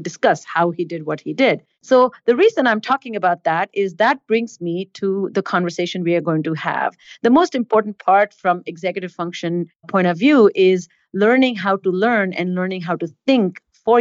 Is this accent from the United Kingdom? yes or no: no; India; moved away; I was born and raised in India